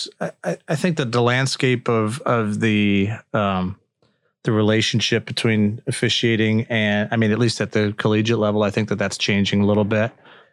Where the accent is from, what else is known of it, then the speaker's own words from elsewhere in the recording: Chicago, Illinois, United States; I'm from the Chicago area.